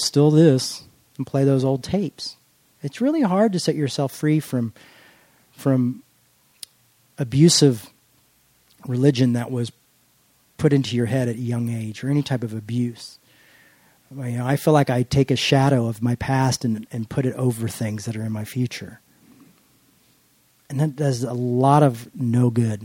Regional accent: United States; I'm an American

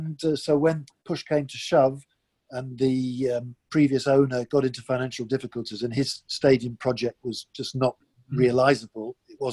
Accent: England, United Kingdom; moved away as an adult; also born or lived in France; now in Paris, France; And because I was brought up in England, I got involved in football and rugby through following England or English clubs.

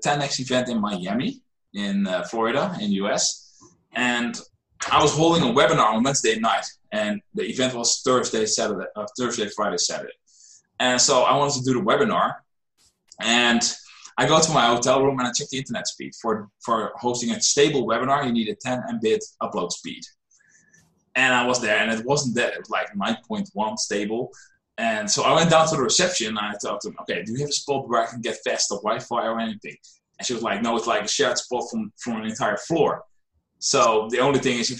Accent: Netherlands; I'm a trainer from the Netherlands

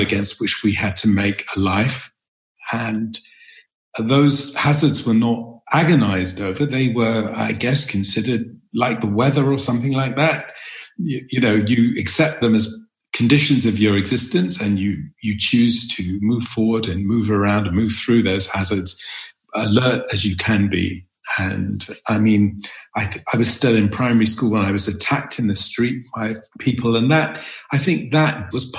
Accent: London, United Kingdom; I grew up in North London

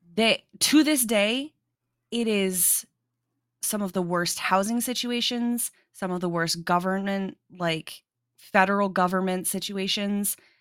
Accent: South Dakota, United States; I grew up in South Dakota

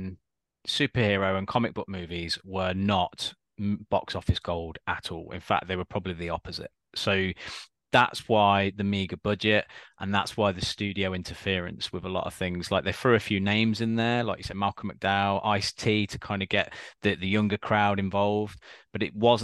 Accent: United Kingdom; we're obviously British

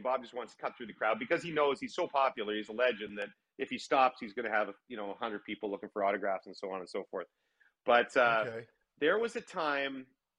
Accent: Ottawa, Ontario, Canada; also born or lived in Victoria; I was a BC boy. I was born in Ottawa, long story, but moved around a lot. And I was in Victoria from like 5 to 8. And so I was playing soccer all year round. So when I moved to Ottawa, I think I was 8, almost 9.

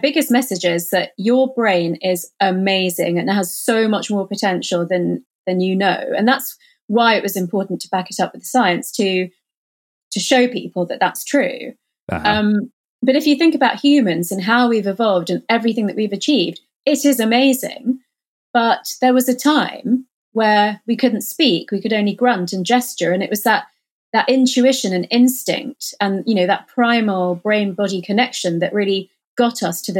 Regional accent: India; So I think being Indian and Hindu, or having that sort of, you know, Eastern philosophy, the sort of Buddhist, Hindu, Eastern philosophy, actually makes it quite easy to have that in your life

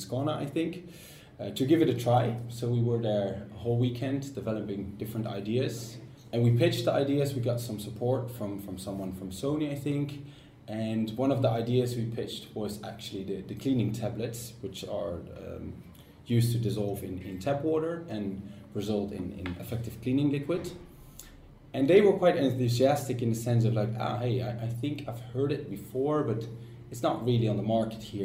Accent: Netherlands; moved away as an adult; now in Sweden; I'm from the Netherlands, 25 years old, and I came to Sweden to start my master's

